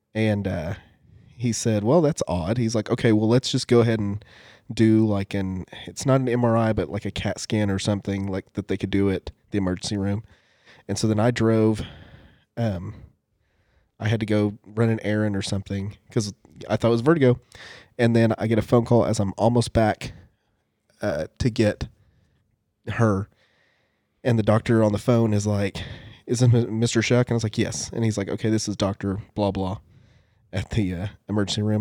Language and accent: English; United States; I'm Native American